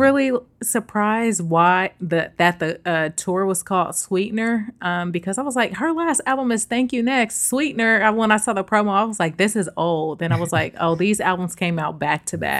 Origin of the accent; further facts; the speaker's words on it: the Bay Area, California, United States; now in New York, United States; the Bay, my hometown